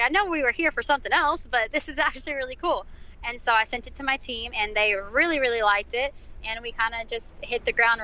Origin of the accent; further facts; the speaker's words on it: Texas, United States; I'm from Texas. I'm a Texas girl, and I'm in the Texas music market